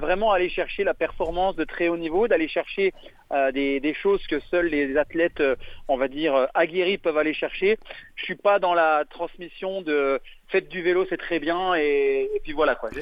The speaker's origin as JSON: {"language": "French", "country": "France", "said": "on est français"}